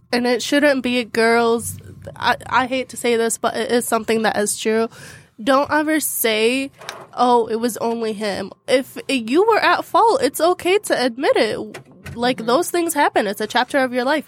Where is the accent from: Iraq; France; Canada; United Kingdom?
Iraq; Baghdad, Baghdad Governorate; I am from Baghdad, Iraq